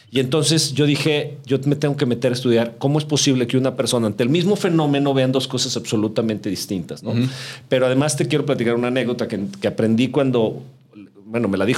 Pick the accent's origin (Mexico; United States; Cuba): Mexico; Mexico City; born there; Somos, nacimos en la Ciudad de México.